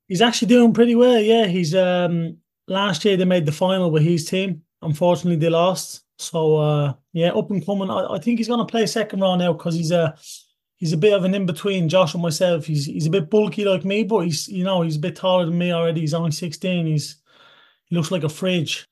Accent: Toulouse, Occitania, France; also born or lived in Ireland; I grew up in Toulouse.

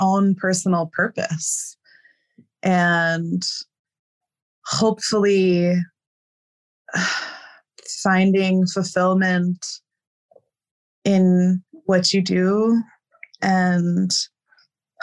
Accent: New Jersey, United States; moved away as an adult; now in Nepal; I'm from New Jersey

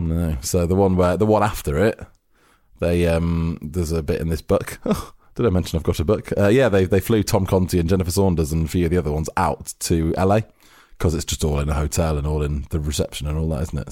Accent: United Kingdom; we as Brits

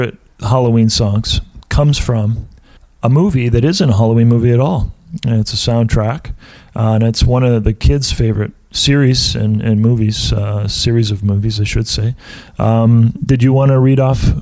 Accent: Canada; We're a bilingual country.

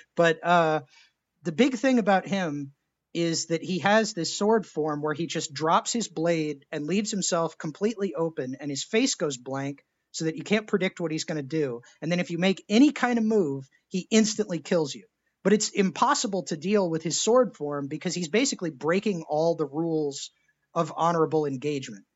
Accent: Texas, United States; I was born in Texas

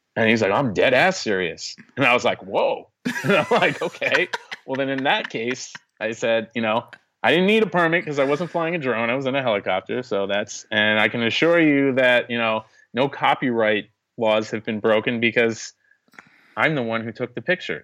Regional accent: New York, United States; being a New Yorker

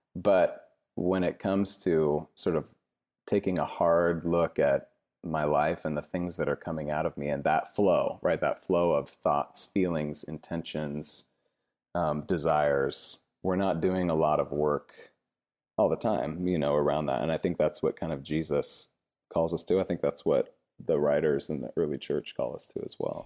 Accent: Cashmere, Washington, United States; moved away as an adult; also born or lived in Seattle, Washington; now in San Francisco Bay Area, United States; I grew up in a really small town in central Washington called Kashmir

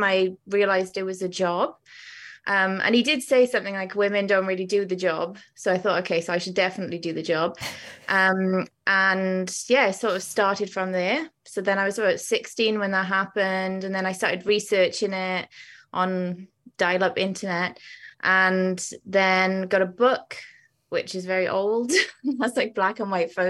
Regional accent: Wales, United Kingdom; moved away; when I was a kid, I used to go to Cardiff Museum because I'm Welsh originally.

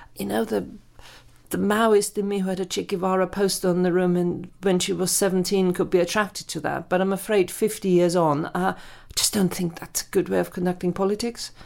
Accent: Germany; moved away as an adult; now in United Kingdom; I grew up in Germany

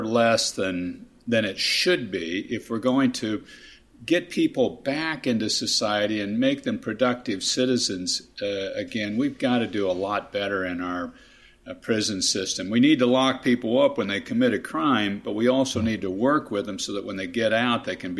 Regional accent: Kansas, United States; I was delighted to be able to serve my home state, my home people as governor

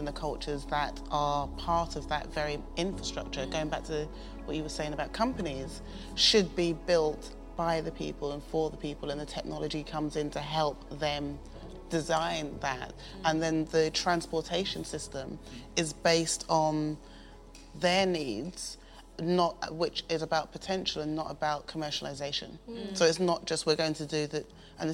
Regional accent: London, United Kingdom; I grew up in London

